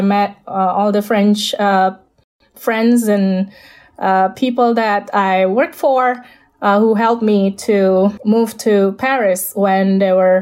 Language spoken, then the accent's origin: English; Jakarta, Indonesia; English is a second language; moved away; I was born in Jakarta